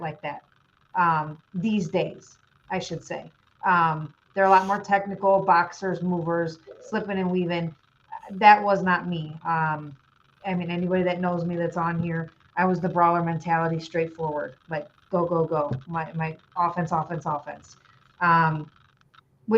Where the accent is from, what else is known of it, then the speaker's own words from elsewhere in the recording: Illinois, United States; I am from Illinois.